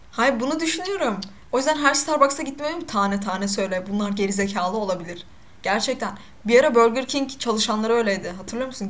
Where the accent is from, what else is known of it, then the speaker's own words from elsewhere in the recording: Black Sea Region, Turkey; Ben de Karadenizliyim. Hatta ben kötü Karadeniz